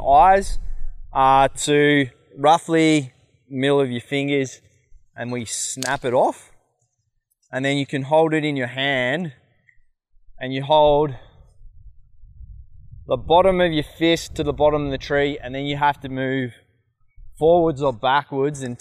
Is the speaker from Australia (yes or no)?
yes; Australia; I'm from Australia